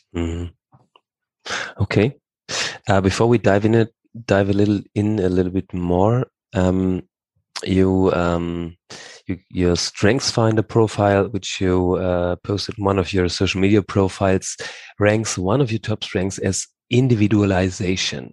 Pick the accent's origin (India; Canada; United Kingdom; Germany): Germany; Hamburg; now in Bad Blankenburg, Germany; I grew up in Hamburg